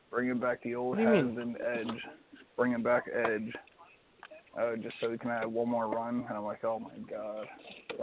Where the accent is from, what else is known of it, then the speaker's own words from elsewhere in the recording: Pennsylvania, United States; moved away; also born or lived in Virginia; I was born and raised in Pennsylvania, then I moved down.